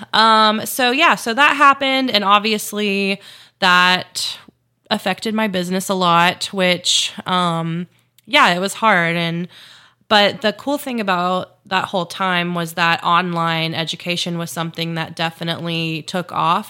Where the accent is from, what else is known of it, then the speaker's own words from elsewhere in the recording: Chattanooga, Tennessee, United States; moved away as an adult; also born or lived in Memphis, Tennessee; I grew up in Chattanooga, Tennessee, so that's where I'm from